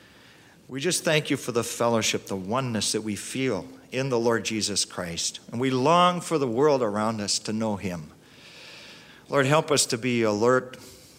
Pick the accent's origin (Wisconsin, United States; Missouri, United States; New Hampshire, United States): Wisconsin, United States; Milwaukee; also born or lived in Russell, Iowa / Spain; now in Dallas, United States; When I grew up in Milwaukee, Wisconsin, as a little kid